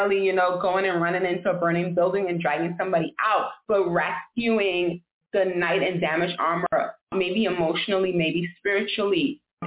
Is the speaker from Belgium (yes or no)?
no; Nassau, New Providence, Bahamas; now in Miami, United States; I'm originally from Nassau, Bahamas, born and raised. Now I live in Miami, Florida.